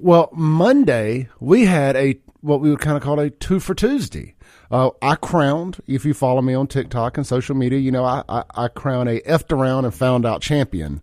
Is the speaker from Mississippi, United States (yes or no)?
yes; Byram, Mississippi, United States; I grew up in South Jackson Byram, uh, Lake Ridgely out there in Byram when I was a kid.